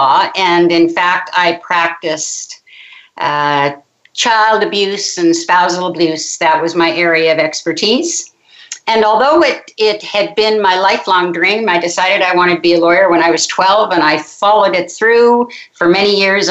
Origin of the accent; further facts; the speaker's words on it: Halifax, Nova Scotia, Canada; now in Montreal, Canada; I'm actually from Halifax, Nova Scotia, which is way over in the Eastern Shore. I grew up on the ocean